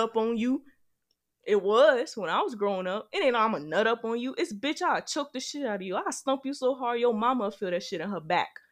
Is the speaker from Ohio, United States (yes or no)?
no; Gary, Indiana, United States; now in Indianapolis, United States; Gary's my hometown